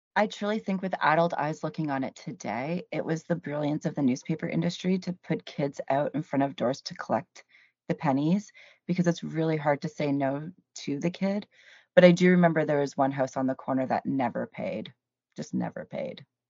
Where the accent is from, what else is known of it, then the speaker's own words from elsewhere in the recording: Cambridge, Ontario, Canada; also born or lived in Hamilton, Ontario / St. Catharines, Ontario; Technically, I was born in Hamilton, Ontario, and I say technically 'cause I was raised in Cambridge